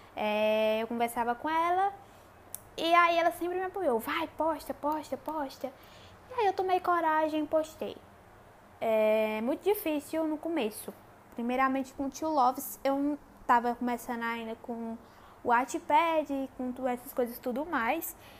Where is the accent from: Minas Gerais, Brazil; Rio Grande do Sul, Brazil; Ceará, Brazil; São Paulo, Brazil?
Ceará, Brazil; Crato; accent: nordestino; sou nordestina, é, cearense, numa cidadezinha do interior chamada Crato